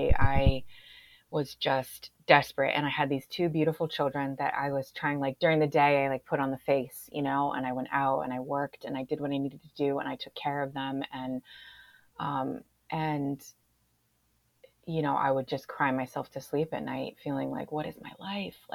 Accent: Springfield, United States; moved away as an adult; I moved back to my hometown of Springfield

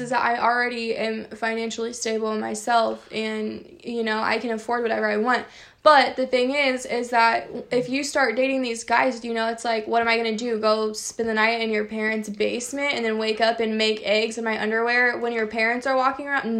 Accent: Champaign County, Illinois, United States; I'm from Champaign County

